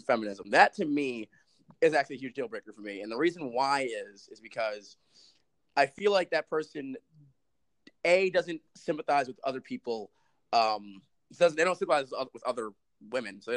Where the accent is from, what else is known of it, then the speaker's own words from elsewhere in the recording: New York City, New York, United States; I'm from the Bronx.